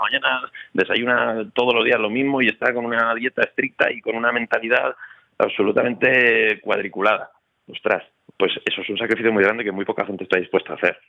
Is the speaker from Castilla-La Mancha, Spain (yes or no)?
no; Zaragoza, Aragon, Spain; moved away as an adult; also born or lived in Madrid; me vine luego a estudiar a Madrid, yo soy de Zaragoza